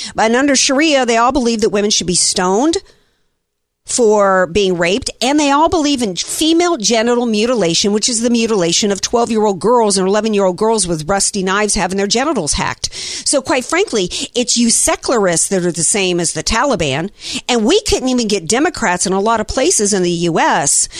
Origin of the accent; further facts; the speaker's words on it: the South, United States; I grew up in the South